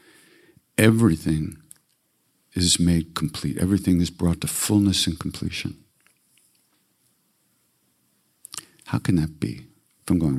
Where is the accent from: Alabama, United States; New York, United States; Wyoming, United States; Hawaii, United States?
New York, United States; I'm a depressor from New York